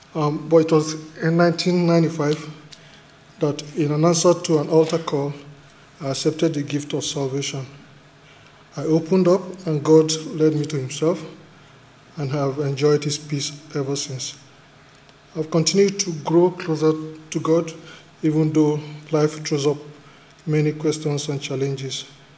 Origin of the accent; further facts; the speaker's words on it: Nigeria; moved away as an adult; now in Wodonga, Australia; A turning point in my life was when in May 2008, I moved to Australia from Nigeria.